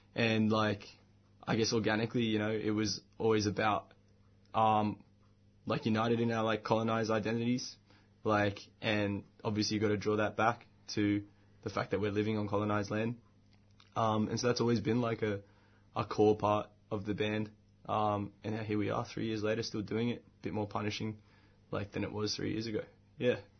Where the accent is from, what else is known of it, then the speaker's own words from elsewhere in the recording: Bankstown, New South Wales, Australia; where I grew up in Bankstown